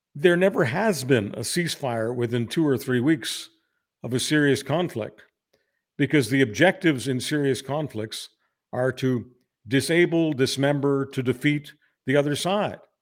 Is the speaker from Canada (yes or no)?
yes; Canada; I'm embarrassed as a Canadian.